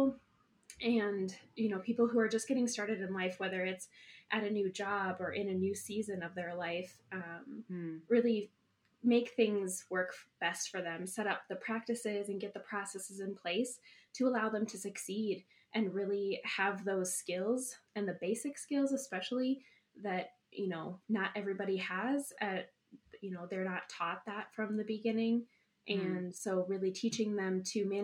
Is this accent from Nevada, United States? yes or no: no; Madison, Wisconsin, United States; moved away as an adult; now in Eau Claire, United States; I originally grew up in Madison and moved to Eau